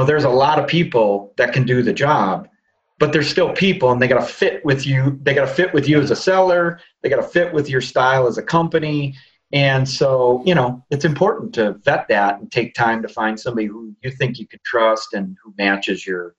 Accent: Midwest, United States; We're real people from the Midwest, and we're going to be involved in the business

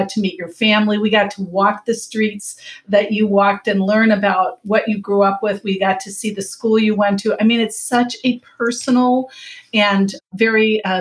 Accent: United States; as an American

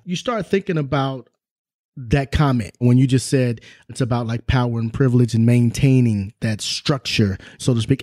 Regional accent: Southern California, United States; also born or lived in Oklahoma; I can recall growing up, you know, in Southern California

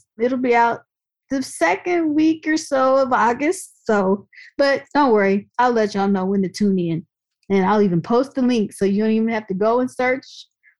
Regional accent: Dayton, Ohio, United States; my hometown, Dayton, Ohio

